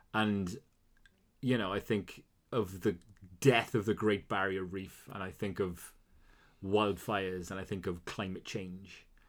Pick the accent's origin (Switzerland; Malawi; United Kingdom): United Kingdom; Wales; being Welsh